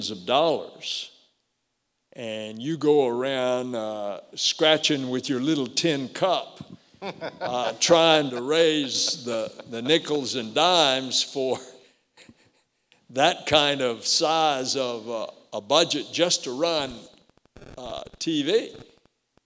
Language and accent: English; Melbourne, Florida, United States; I come home from the Army to practice law in my hometown of Melbourne